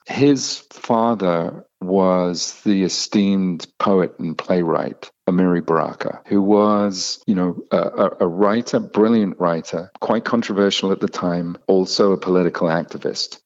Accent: United Kingdom; moved away; I'm British.

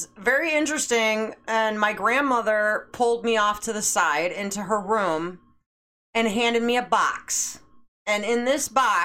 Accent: Schaumburg, Illinois, United States; grew up in Schaumburg

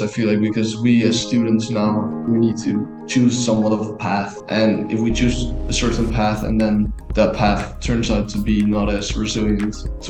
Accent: Netherlands; I'm from the Netherlands.

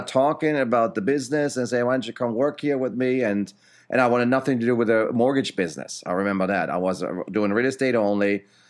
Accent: Germany; moved away; Back then, I came from Germany in 96.

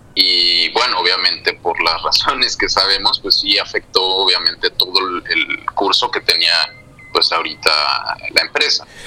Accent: Mexico; moved away as an adult; now in Madrid, Spain; yo ahora estoy viviendo eh, en Madrid, como mencionaba yo, yo soy de México

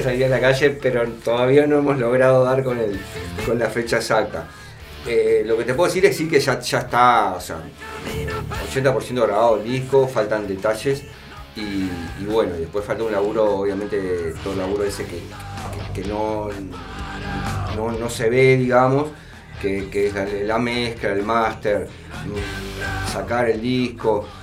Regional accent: Uruguay; somos uruguayos, fuimos mil veces al estadio a ver partidos

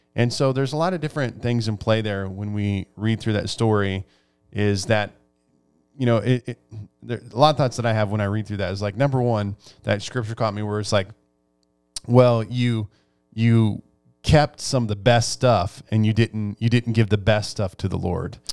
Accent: Nebraska, United States; I grew up in Nebraska

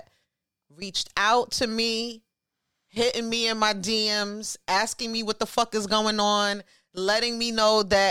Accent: New York City, New York, United States; born or raised there

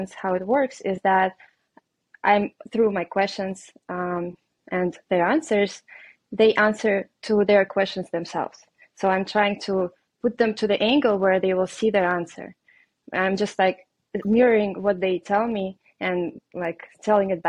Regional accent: Russia; English is a second language; moved away; I am Russian. I have an accent and it's obvious. So I moved here from Russia

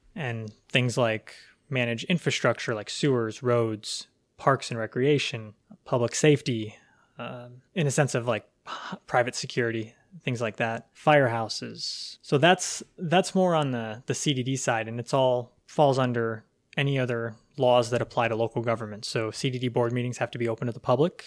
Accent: Pasco County, Florida, United States; also born or lived in Alaska / Port Richey, Florida; I was born and raised right here in Pasco County

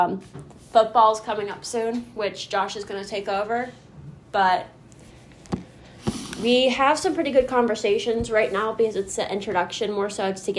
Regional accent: Lakewood, Ohio, United States; We are both from the Cleveland area, both actually from Lakewood

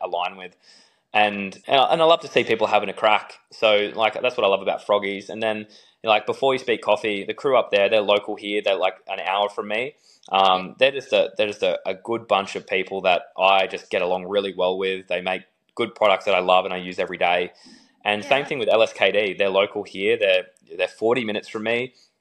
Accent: Australia; being Aussie

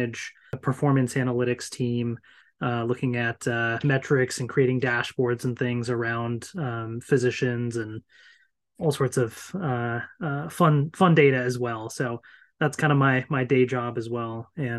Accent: Virginia, United States; I am 33 years old, born and raised in Northern Virginia.

